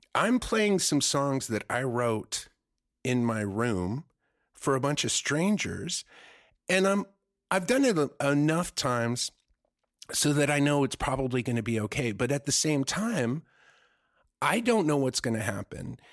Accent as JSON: {"language": "English", "country": "Germany", "tie": "born or raised there", "moved": "yes", "lives_now": "United States", "said": "I grew up in Germany where there's, like, nude beaches and nude parks"}